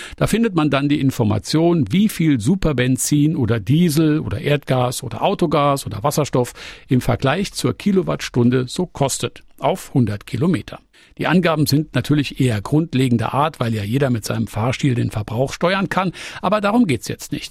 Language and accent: German; Saarland, Germany; mich als Saarländer